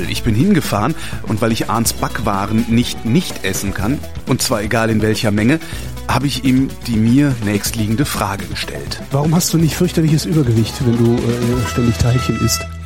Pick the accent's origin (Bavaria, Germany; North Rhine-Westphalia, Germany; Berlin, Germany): Berlin, Germany; also ich komme aus Berlin